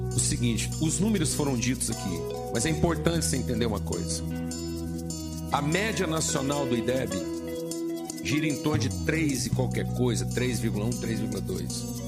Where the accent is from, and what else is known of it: Brazil